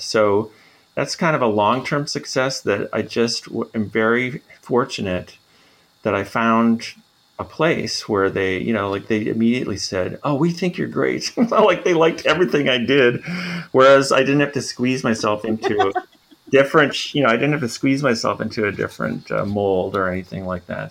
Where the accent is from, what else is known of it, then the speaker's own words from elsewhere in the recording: Minnesota, United States; moved away as an adult; now in Montreal, Canada; I'm from Minnesota, so Canada adjacent